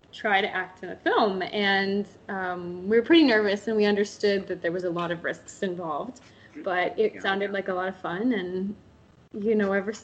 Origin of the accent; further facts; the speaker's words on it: just north of Pittsburgh, Northwest Pennsylvania, United States; moved away as an adult; also born or lived in Port St. Lucie, Florida / Atlanta, Georgia / Los Angeles, California; now in California, United States; I grew up in Northwest Pennsylvania, just north of Pittsburgh, Pennsylvania